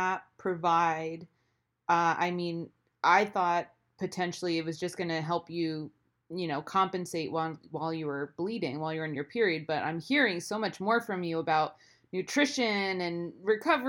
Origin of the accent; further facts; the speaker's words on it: United States; also born or lived in France; I'm this American teenage girl